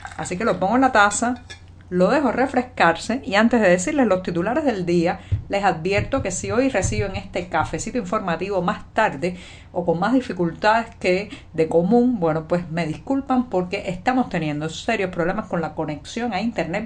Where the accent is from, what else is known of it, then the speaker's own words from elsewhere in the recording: Cuba; cubana, periodista, ciudadana